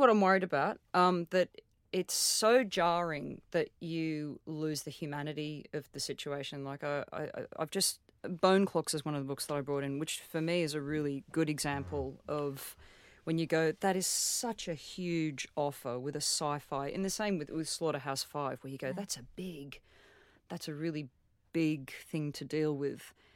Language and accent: English; Australia; as an Australian, like my, my grandfather's brother died uh, on the Burma Railway